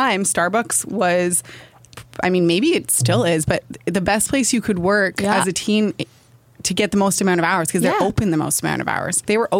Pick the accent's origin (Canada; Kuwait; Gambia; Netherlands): Canada; Wooler, Ontario; I grew up in Wooler.